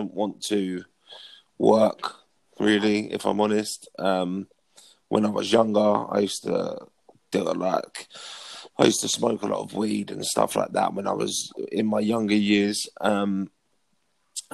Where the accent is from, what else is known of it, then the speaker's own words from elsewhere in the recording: Potters Bar, East of England, United Kingdom; moved away as an adult; also born or lived in Sandy, Bedfordshire; now in Essex, United Kingdom; I'm from South Hertfordshire, Brinking on North London, in a little town called Potter's Bar, population of about 20,000 people. I grew up there pretty much all my life.